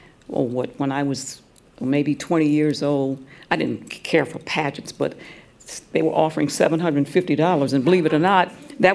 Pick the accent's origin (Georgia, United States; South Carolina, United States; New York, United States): Georgia, United States; Atlanta; also born or lived in Cleveland, Ohio; I grew up in Atlanta in the black experience, in that Mecca, even though I was born in Cleveland, Ohio. I left there when I was about 10